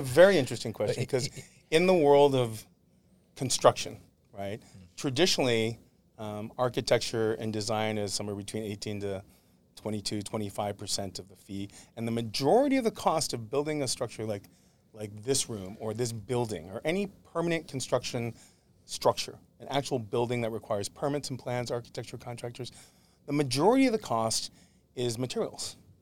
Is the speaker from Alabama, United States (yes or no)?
no; Syracuse, New York, United States; moved away as an adult; now in Los Angeles, United States; Grew up in upstate New York, in Syracuse, New York